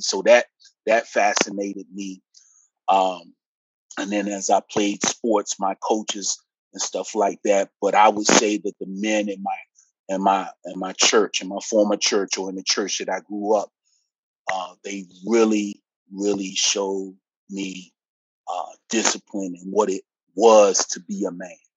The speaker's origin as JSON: {"language": "English", "town": "Petersburg", "region": "Virginia", "country": "United States", "tie": "born or raised there", "also_born_or_lived": "Washington, D.C.", "said": "I was born in Washington, D.C., uh, single parent, uh, latchkey kid. Uh, and then we eventually moved here to Petersburg, Virginia, which is really where I say I'm from"}